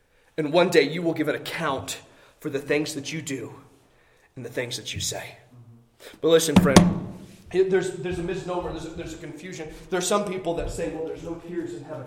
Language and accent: English; Indiana, United States; Growing up in Indiana